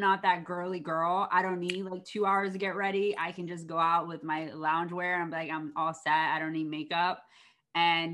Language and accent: English; East Coast, United States; moved away; I'm from the East Coast.